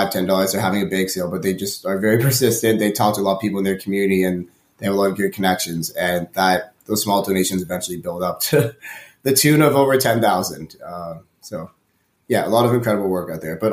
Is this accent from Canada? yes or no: yes; Toronto, Ontario, Canada; I've been born and raised in Toronto